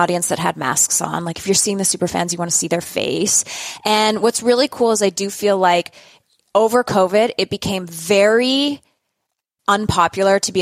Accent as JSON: {"language": "English", "country": "Canada", "said": "we're both Canadian"}